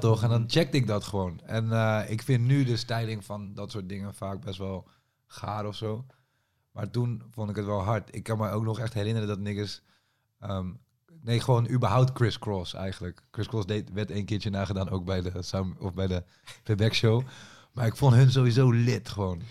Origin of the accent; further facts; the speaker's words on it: Amersfoort, Utrecht, Netherlands; also born or lived in Leusden; ik kom zeg maar uit Amersfoort, maar ik heb ook een tijd in Leusden gewoond